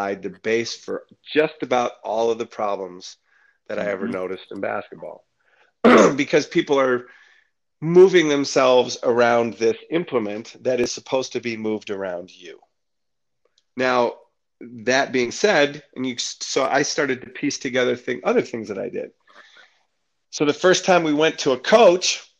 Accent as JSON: {"language": "English", "town": "Detroit", "region": "Michigan", "country": "United States", "tie": "born or raised there", "said": "growing up in Detroit"}